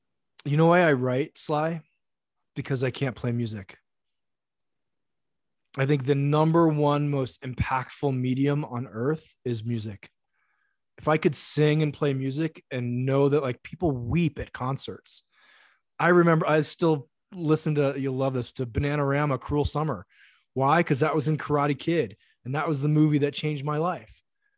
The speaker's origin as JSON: {"language": "English", "country": "Japan", "tie": "born or raised there", "second_language": "English", "said": "I eat a lot of rice because I grew up in Japan."}